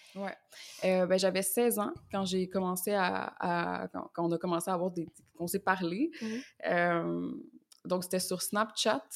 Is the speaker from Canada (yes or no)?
yes; Quebec, Canada; also born or lived in Montreal; je suis québécoise, donc je viens du Québec et j'habite à Montréal